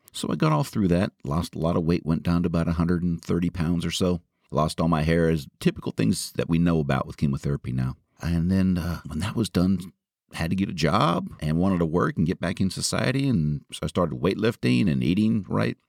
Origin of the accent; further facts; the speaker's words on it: Marin County, California, United States; my hometown of Marin